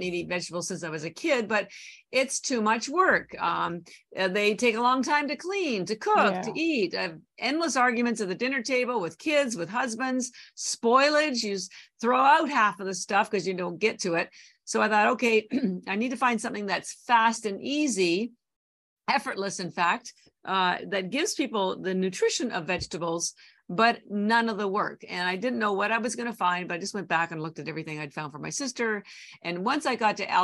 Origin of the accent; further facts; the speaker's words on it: Canada; moved away as an adult; now in Boston, United States; So I'm actually Canadian. I've lived in Boston over 30 years, but my family's still all in Canada